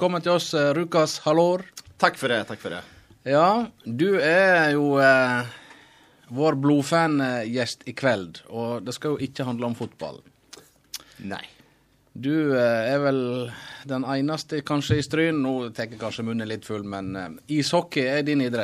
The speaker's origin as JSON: {"language": "Norwegian", "area": "small village near Leksand", "region": "Dalarna County", "country": "Sweden", "tie": "born or raised there", "second_language": "Norwegian", "moved": "as an adult", "lives_now": "Norway", "said": "jeg vokste opp i lita, lita bygd."}